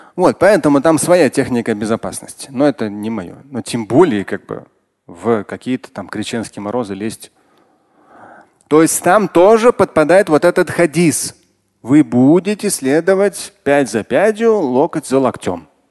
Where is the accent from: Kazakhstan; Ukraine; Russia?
Russia; Moscow; родился, и вырос в Москве